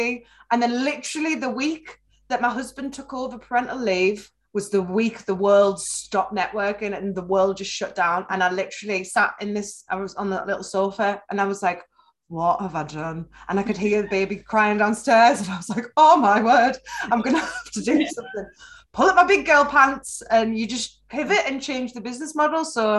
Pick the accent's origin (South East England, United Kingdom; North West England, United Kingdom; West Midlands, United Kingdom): North West England, United Kingdom; Carlisle; moved away as an adult; So I decided to move back to Carlisle, where I'm from. I'm from Wetherill, just outside Carlisle